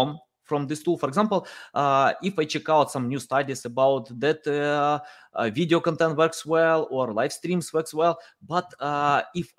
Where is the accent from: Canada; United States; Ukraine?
Ukraine; moved away; I'm from Ukraine. I left the country.